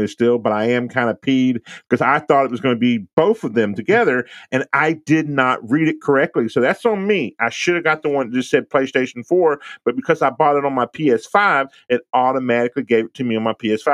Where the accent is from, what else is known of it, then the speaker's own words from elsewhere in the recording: Texas, United States; I'm from Texas, so I grew up in a Spanish neighborhood